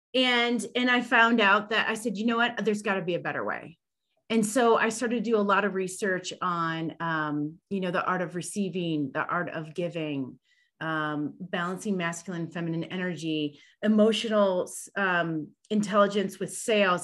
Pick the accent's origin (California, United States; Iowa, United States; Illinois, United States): Illinois, United States; moved away; also born or lived in Chicago / Denver; I'm originally from Illinois